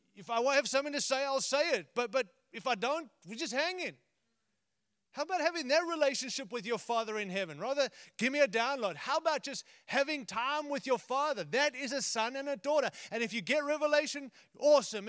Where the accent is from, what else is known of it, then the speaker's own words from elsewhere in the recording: United States; I'm American